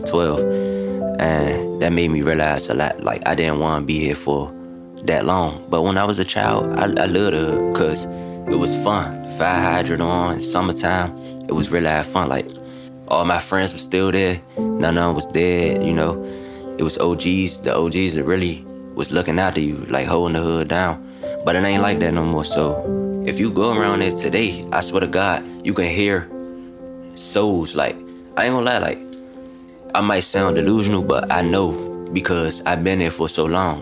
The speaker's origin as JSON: {"language": "English", "town": "Washington", "region": "District of Columbia", "country": "United States", "tie": "born or raised there", "said": "I'm from Washington, D.C., but I'm from a neighborhood Kenilworth Park's"}